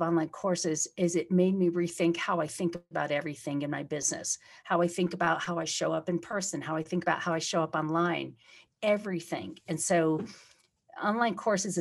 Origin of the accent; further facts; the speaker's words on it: Detroit, Michigan, United States; now in Colorado, United States; we're from almost very close to each other in Detroit when I was very young